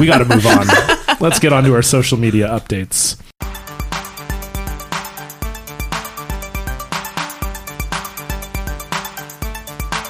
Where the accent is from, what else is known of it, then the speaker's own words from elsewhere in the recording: Ontario, Canada; I grew up in Ontario